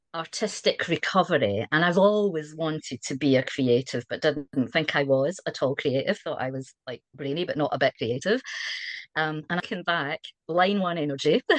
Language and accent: English; Scotland, United Kingdom; accent: Scottish; moved away as an adult; also born or lived in Wiltshire, South West England; now in South West England, United Kingdom; you might be able to tell from the accent I'm Scottish